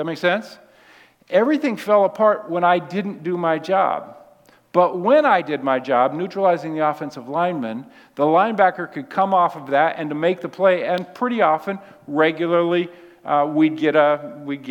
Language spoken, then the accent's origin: English; Seattle, Washington, United States; I was raised in Seattle